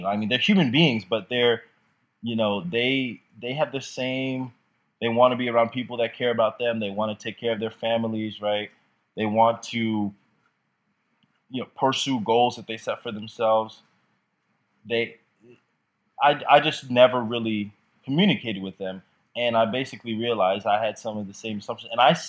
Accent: Jamaica; I'm from Jamaica where it's very frowned upon. It's very conservative in Jamaica with that.

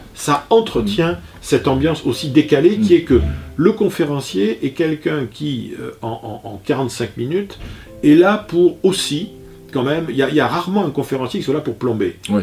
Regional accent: Bordeaux, Nouvelle-Aquitaine, France; je suis bordelais

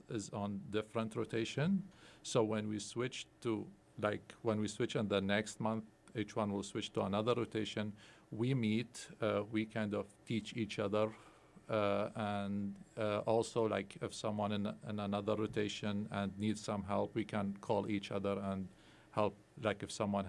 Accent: Baghdad, Baghdad Governorate, Iraq; also born or lived in Erie, Pennsylvania; now in Indiana, United States; I'm originally from Baghdad, born and raised over there. Then I came to United States as a refugee

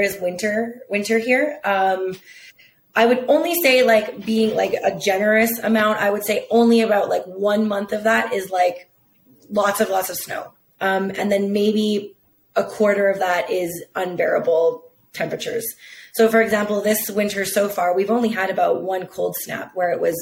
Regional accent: Calgary, Alberta, Canada; I was born and raised in Calgary, been here my whole life.

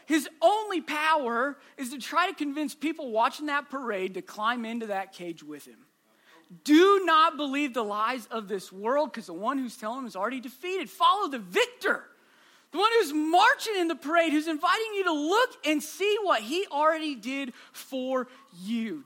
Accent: Southwest Iowa, United States; I'm from Southwest Iowa. It's my home.

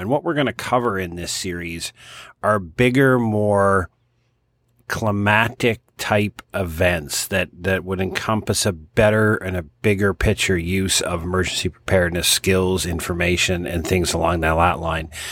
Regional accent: Halifax, Nova Scotia, Canada; the city of Halifax, my hometown

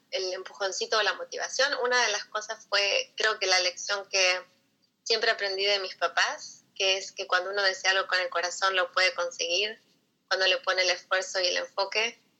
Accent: Buenos Aires, Argentina; moved away as an adult; now in United States; yo soy de Buenos Aires y llegué acá a los Estados Unidos hace ya 18 años

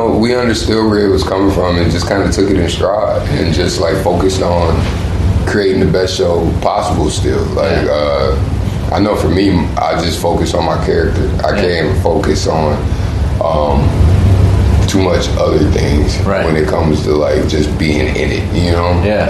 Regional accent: Muskegon, Michigan, United States; West Michigan. It's called Muskegon.

